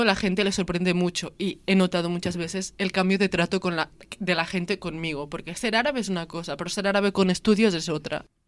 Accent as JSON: {"language": "Spanish", "town": "Lleida", "region": "Catalonia", "country": "Spain", "tie": "born or raised there", "said": "mis padres son de Marruecos y yo nací aquí en Cataluña, em, en Lleida"}